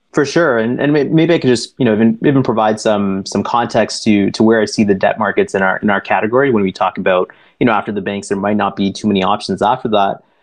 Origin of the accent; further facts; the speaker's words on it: Toronto, Ontario, Canada; I was born and raised here in Toronto, but uh, and while it is still home for me today